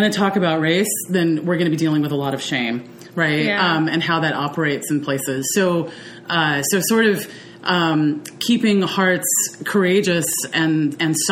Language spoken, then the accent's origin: English; the South, United States; also born or lived in Netherlands; I was raised in the South